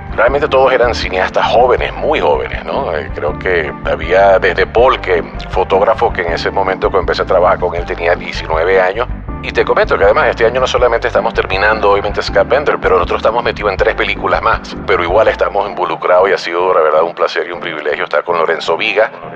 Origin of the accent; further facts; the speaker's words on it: Venezuela; moved away as an adult; now in Mexico; sí soy venezolano